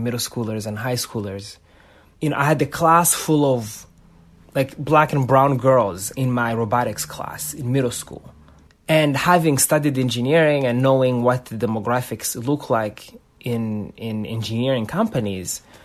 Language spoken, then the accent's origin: English; Rwanda; now in United States; the country that I had just moved to, the U.S. You know, I was born in Rwanda